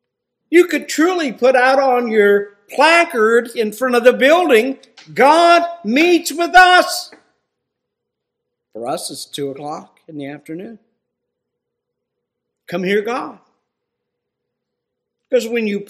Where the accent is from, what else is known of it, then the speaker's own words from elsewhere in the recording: Ohio, United States; where I grew up in Ohio